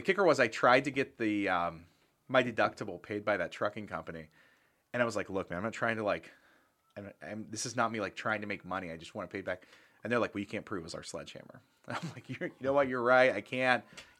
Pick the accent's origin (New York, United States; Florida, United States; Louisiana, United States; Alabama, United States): Florida, United States; Tampa; I'm from Tampa where everything's overpriced and you can just make a lowball offer and they'll respond.